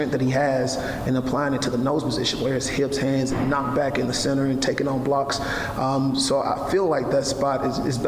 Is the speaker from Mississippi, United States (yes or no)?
yes; Amory, Mississippi, United States; now in Waco, United States; my hometown of Amory, Mississippi